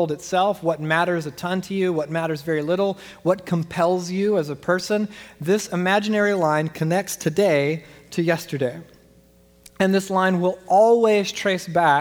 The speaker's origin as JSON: {"language": "English", "region": "Southeast Georgia", "country": "United States", "tie": "born or raised there", "moved": "yes", "said": "I grew up in Southeast Georgia"}